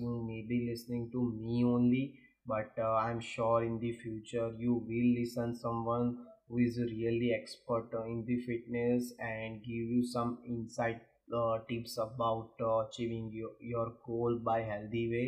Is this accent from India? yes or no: yes; India; I am originally from India